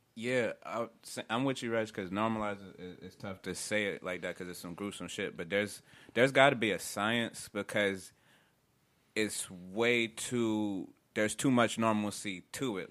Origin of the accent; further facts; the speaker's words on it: upstate New York, United States; Growing up in New York, man, upstate where I was from at on um, the west side